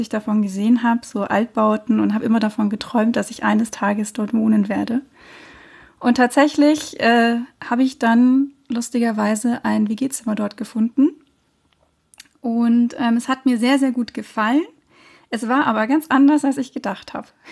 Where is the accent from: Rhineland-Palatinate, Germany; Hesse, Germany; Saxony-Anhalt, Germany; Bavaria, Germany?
Bavaria, Germany; Munich; ich bin ja so im Münchner Nordwesten aufgewachsen